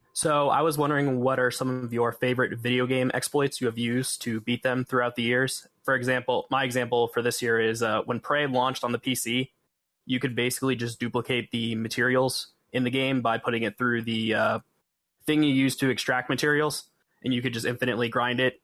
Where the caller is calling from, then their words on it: Tampa, Florida, United States; I'm calling from Tampa.